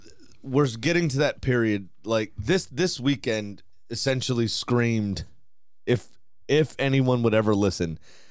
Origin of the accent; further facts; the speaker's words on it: United States; as an American and U.S. men's national team fan